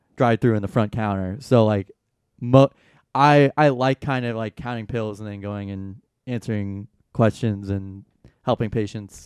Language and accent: English; Atlanta, Georgia, United States; I'm from Atlanta